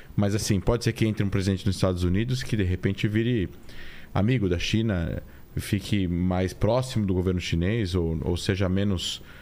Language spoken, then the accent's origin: Portuguese; Brazil; also born or lived in Israel; a gente como brasileiro, né, vivendo na América